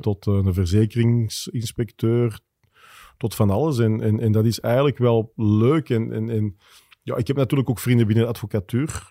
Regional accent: Wilrijk, Flanders, Belgium; Ik ben afkomstig van Wilrijk, dus dat gaat zoals het hoort van grootvader op vader op, op kleinzoon

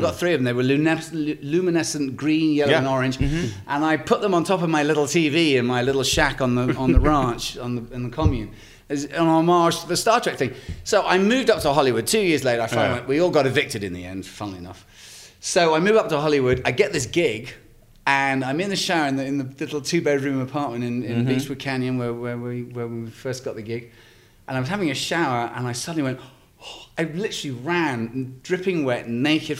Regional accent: England, United Kingdom; moved away; also born or lived in Malibu; as an English guy

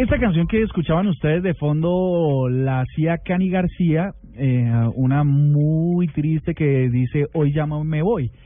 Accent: Colombia; nuestra hermosa patria Colombia

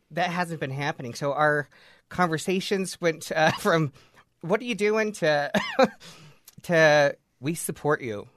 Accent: Layton, Utah, United States; I was born and raised in Layton

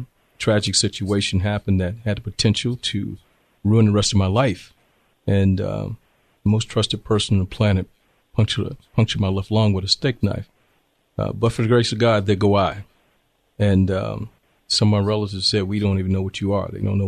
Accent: Augusta, Georgia, United States; moved away as an adult; also born or lived in Washington, D.C.; now in Temecula, United States; I was born in Washington, D.C., but I claim Augusta, Georgia as my home. That's where I grew up. That's where my heart is. That's where my base is. And grew up in Augusta, Georgia, lived in the bottom, lived in the Delta Manor housing projects.

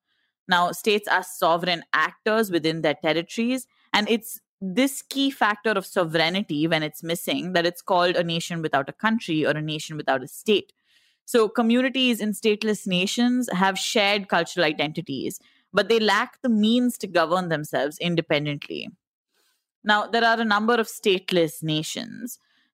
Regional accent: India; only thing that makes us Indian, apart from our passports, is the fact that we all believe that we're Indian. It's the fact that we all feel something when we sing the national anthem or watch the Indian cricket team.

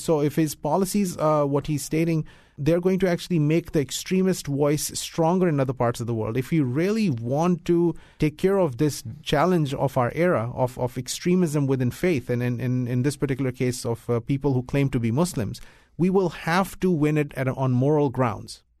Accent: United States; I'm an American. This is my country. This is my home

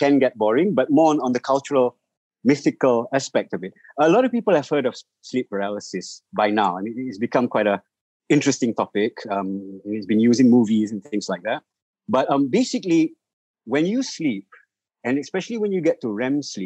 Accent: Malaysia; I'm Malaysian.

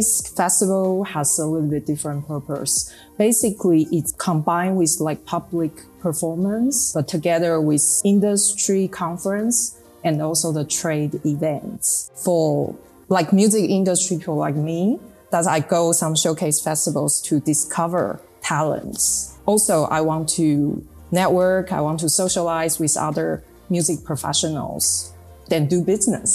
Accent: Taipei, Taiwan; also born or lived in Netherlands / United Kingdom; we are from Taipei

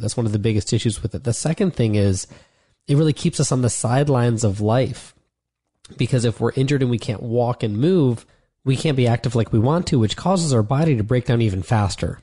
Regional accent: Ohio, United States; moved away as an adult; also born or lived in Florida; I'd been in Florida for the past four years, even though I'm from Ohio

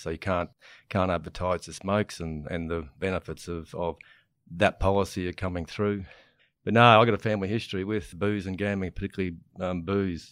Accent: Proserpine, Queensland, Australia; now in Warwick, Australia; I am at Warwick now. I grew up in Proserpine

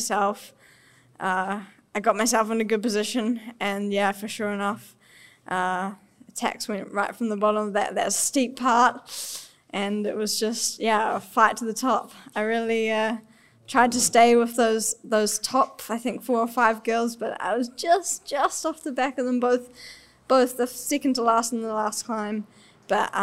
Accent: New Zealand; accent: Kiwi; my Aussie accent, because definitely it's on the Kiwi side.

